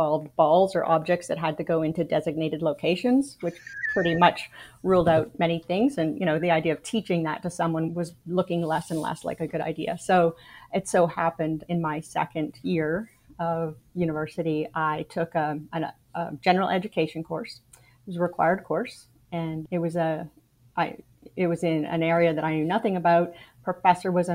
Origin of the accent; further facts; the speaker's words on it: Canada; moved away as an adult; now in United States; I am Canadian. I was born in Canada, raised in Canada, lived there till I was 33